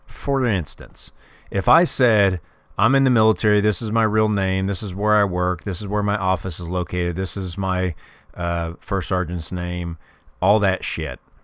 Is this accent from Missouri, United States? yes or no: yes; Kansas City, Missouri, United States; I grew up in Kansas City when I was, uh, when I was a kid.